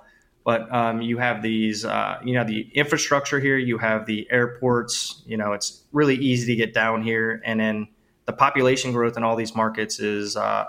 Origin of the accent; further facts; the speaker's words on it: New Orleans, Louisiana, United States; moved away as an adult; now in Cabo San Lucas, Mexico; I'm originally from New Orleans, Louisiana.